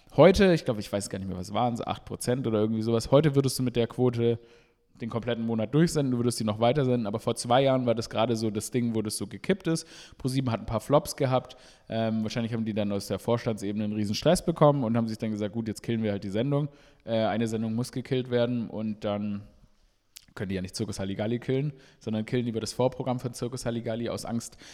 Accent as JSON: {"language": "German", "town": "Stuttgart", "region": "Baden-Württemberg", "country": "Germany", "tie": "born or raised there", "moved": "yes", "lives_now": "Berlin, Germany", "said": "ich bin in Stuttgart aufgewachsen"}